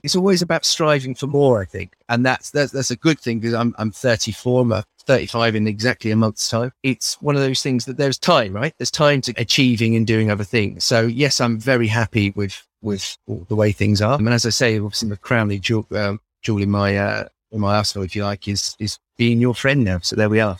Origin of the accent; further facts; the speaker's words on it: Milton Keynes, South East England, United Kingdom; I'm from Bletchley in Milton Keynes